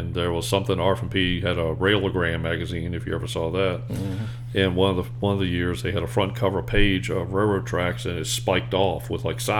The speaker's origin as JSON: {"language": "English", "region": "the South", "country": "United States", "accent": "Southern", "said": "And because of my southern accent, fire, Richmond Fire."}